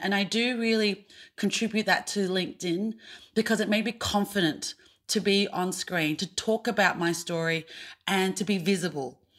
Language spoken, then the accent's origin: English; Australia; being an Australian Asian actor